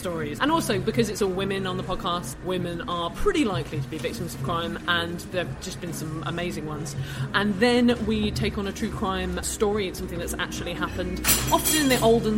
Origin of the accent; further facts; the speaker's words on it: United Kingdom; I'm British